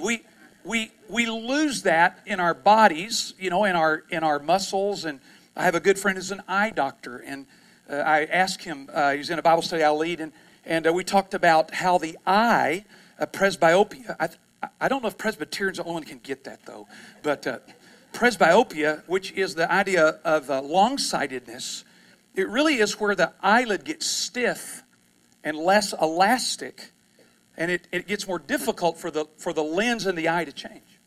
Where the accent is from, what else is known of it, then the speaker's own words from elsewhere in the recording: East Texas, United States; I'm from East Texas